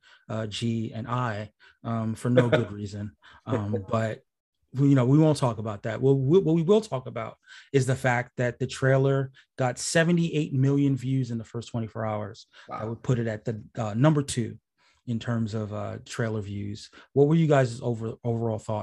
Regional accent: New York, United States; as a New Yorker

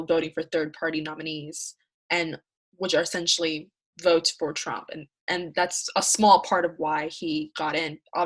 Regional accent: Georgia, United States; we're all from Georgia

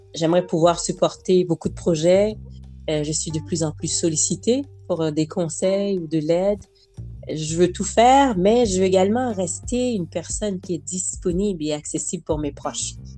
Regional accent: Montreal, Quebec, Canada; also born or lived in Haiti; Je suis originaire d'Haïti. On est mhm. arrivé à Montréal, donc euh, Québec, j'avais à peu près six ans

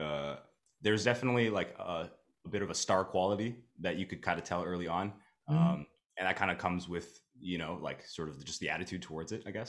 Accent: Taiwan; moved away; I'm from Taiwan, so like, that's my home.

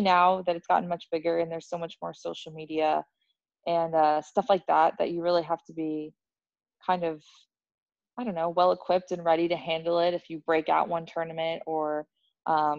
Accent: United States; I'm American

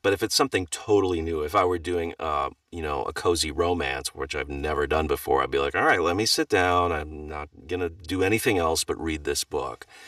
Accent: Wisconsin, United States; I grew up in Wisconsin

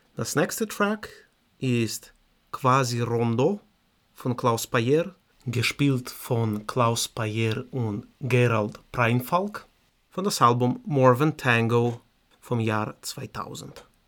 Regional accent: Moldova; German is a second language; moved away; ich komme aus Moldawien

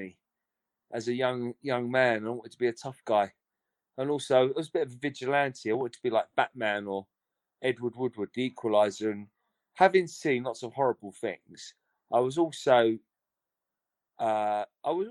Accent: Aldershot, South East England, United Kingdom; now in London, United Kingdom; I'm a Londoner now, but born and bred in Aldershot

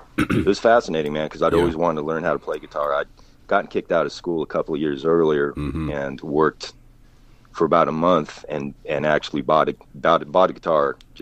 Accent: Colorado, United States; moved away as an adult; also born or lived in Hollywood; I grew up in Colorado and lived in between being up in the mountains and back down in Denver.

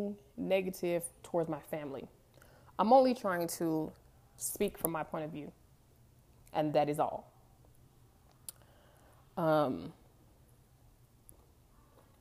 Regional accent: California, United States; moved away as an adult; also born or lived in Denver, Colorado; most of them migrated to California. That's where I grew up. But I was born in Denver

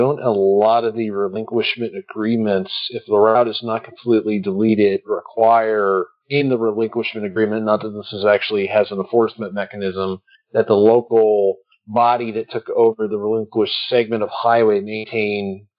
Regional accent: Detroit, Michigan, United States; moved away; I'm from Detroit

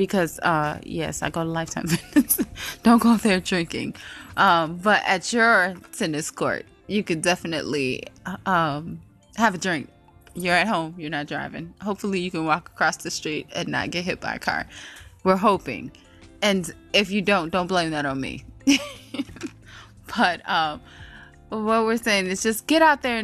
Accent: by Lake Michigan, Midwest, United States; now in Atlanta, United States; Growing up in the Midwest, I was used to the humidity. We were over there by Lake Michigan

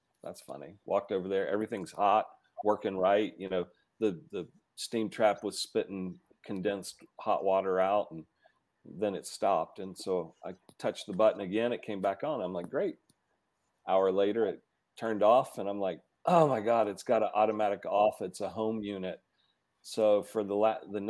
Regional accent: Georgia, United States; now in Colorado, United States; I'm from Georgia.

